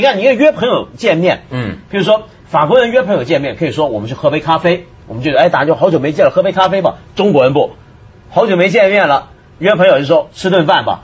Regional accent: Taiwan; moved away; 我在台湾长大

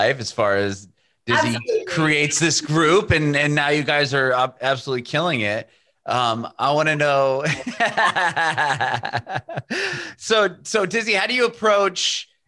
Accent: California, United States; I'm coming from the States, being from, you know, California and the West Coast

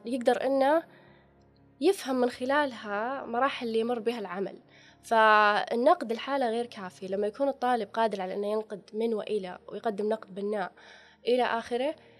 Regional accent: Saudi Arabia; إحنا عندنا في السعودية

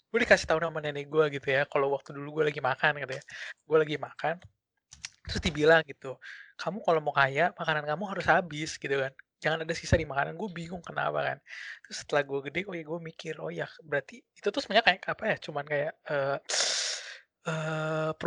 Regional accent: West Java, Indonesia; gue sama Jay sama-sama orang Sunda gitu karena kita orang Sunda biasanya ngomong ngomong F itu jadi P

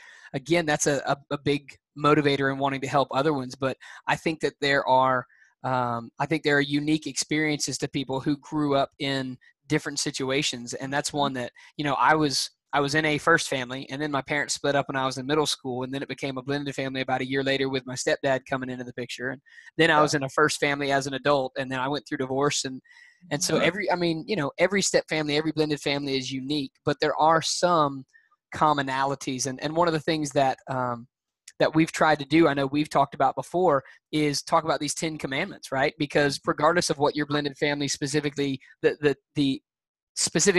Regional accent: Alabama, United States; I'm from Alabama

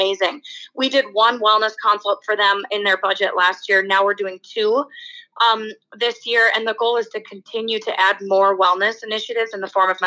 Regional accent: United States; I am American after all

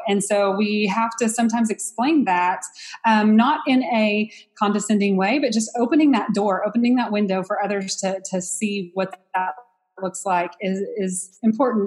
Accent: Texas, United States; I'm from Texas, but, um, and that I'm from a small town

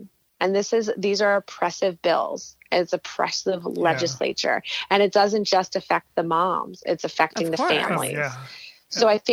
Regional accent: New Jersey, United States; I was from New Jersey

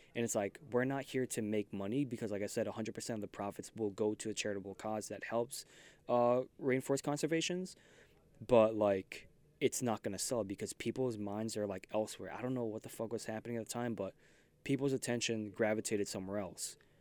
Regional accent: New York City, New York, United States; I'm from Queens

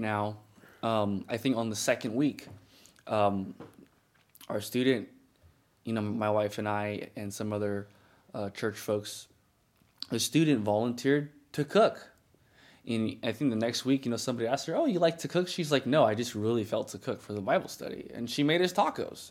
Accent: United States; I'm American. I'm, I'm Ethiopian American

